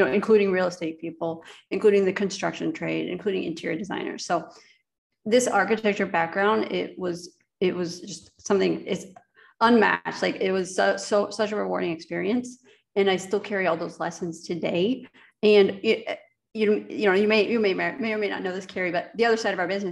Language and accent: English; Indiana, United States; moved away as an adult; now in Latvia; I grew up in Indiana my whole life, and I went to school at Notre Dame in South Bend, Indiana.